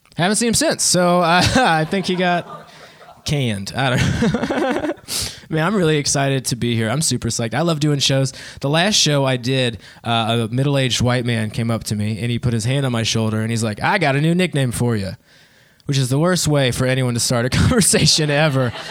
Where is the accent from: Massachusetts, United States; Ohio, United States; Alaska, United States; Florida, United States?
Ohio, United States; Dayton; now in Columbus, United States; I'm actually from Dayton, Ohio